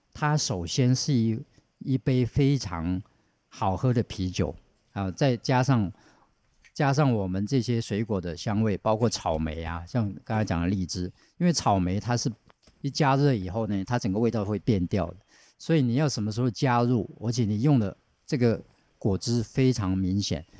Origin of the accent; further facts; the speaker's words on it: Taiwan; 我们台湾人